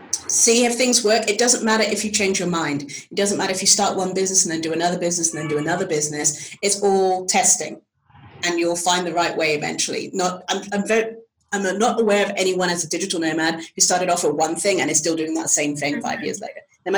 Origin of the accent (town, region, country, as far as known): England, United Kingdom